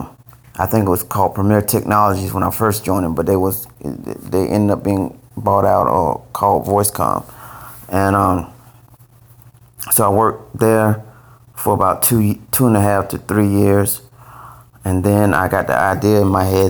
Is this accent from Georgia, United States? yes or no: yes; Valdosta, Georgia, United States; moved away as an adult; I'm from a small city called Valdosta, Georgia, Valdosta, and that's about 4 hours south of Atlanta. And my father was in the military. My mom worked at the hospital. And so I grew up in Valdosta